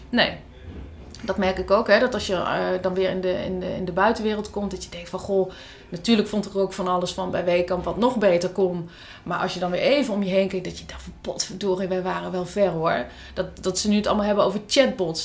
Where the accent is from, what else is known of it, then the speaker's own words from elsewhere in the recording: Netherlands; als Nederlander, notabene hartstikke jong en, en openstaand voor alles, een half jaar in Spanje zit